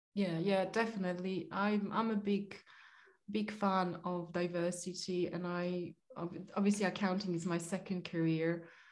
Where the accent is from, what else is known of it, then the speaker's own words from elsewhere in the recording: Poland; moved away; I am Polish. I was born in Poland and raised in Poland